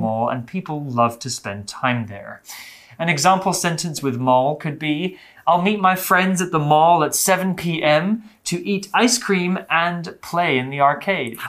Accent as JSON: {"language": "English", "country": "United Kingdom", "tie": "born or raised there", "said": "In the UK, actually, in my hometown"}